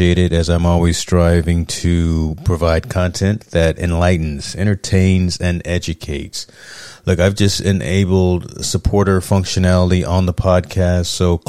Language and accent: English; East Coast, United States; now in West Coast, United States; I'm from the East Coast